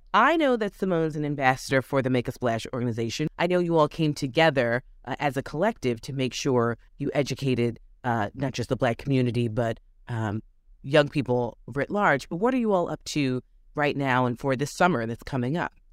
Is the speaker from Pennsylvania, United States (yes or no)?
yes; Philadelphia, Pennsylvania, United States; I grew up in yeah. Philly, so I grew up in the Randall Cunningham era